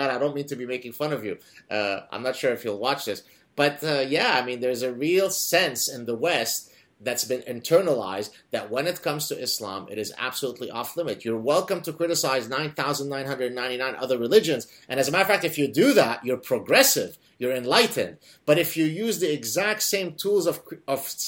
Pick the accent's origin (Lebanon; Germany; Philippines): Lebanon; moved away; I come from Lebanon